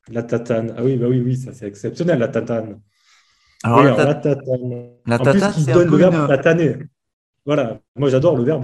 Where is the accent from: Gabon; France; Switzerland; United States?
France; south of France; accent: southern French; En Alsace, tout le monde sait que je viens pas d'Alsace, mais ils savent pas dire d'où je viens, parce que mon accent n'est pas assez reconnaissable pour savoir réellement d'où je viens.